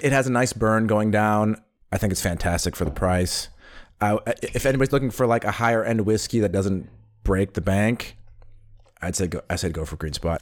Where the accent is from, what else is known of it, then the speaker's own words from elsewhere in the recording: United States; now in Berlin, Germany; being an American